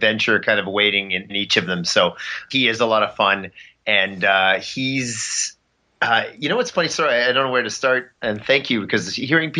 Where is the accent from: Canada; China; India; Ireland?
Canada; As a Canadian kid growing up